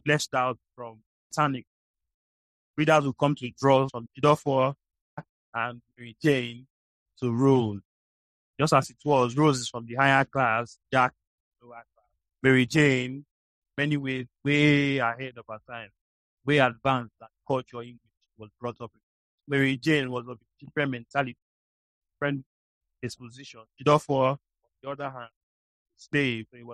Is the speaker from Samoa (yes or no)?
no; Illah, Delta, Nigeria; It's exactly where I'm from, in modern-day Nigeria.